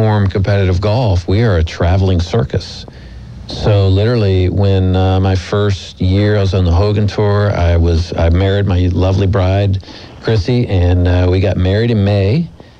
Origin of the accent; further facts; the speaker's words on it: Florida, United States; moved away; I grew up in Florida